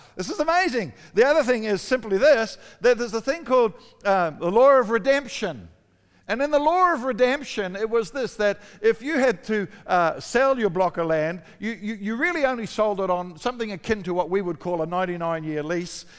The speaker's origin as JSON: {"language": "English", "country": "New Zealand", "also_born_or_lived": "Australia", "moved": "yes", "said": "I'm a Kiwi"}